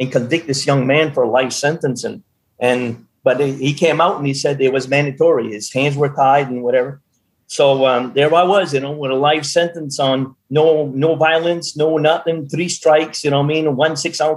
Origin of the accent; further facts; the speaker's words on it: Madawaska, Maine, United States; my hometown of 5,000 people up in Madawaska